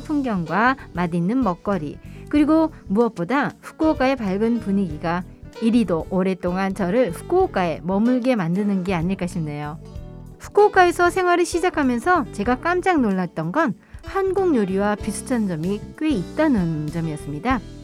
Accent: Incheon, South Korea; moved away as an adult; now in Fukuoka, Japan; 인천 출신이고요.

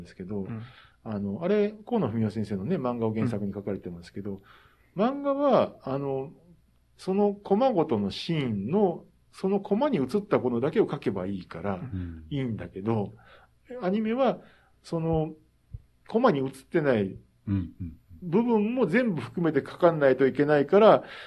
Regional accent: Kansai, Japan; moved away; 出身が関西なもんだから

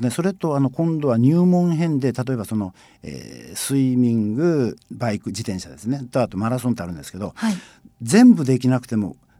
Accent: Fukuoka, Japan; 僕はそこに生まれ育ってるから

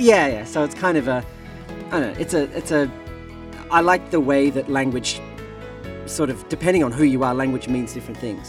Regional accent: Adelaide, South Australia, Australia; moved away as an adult; also born or lived in United Kingdom; now in Fukuoka, Japan; I'm from Australia

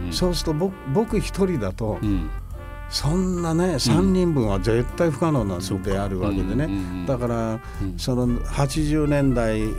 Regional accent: Kansai, Japan; moved away as an adult; also born or lived in Kagoshima; now in New York, United States; 九州なんですが、はい、あの鹿児島生まれで、うん、鹿児島生まれの関西育ち

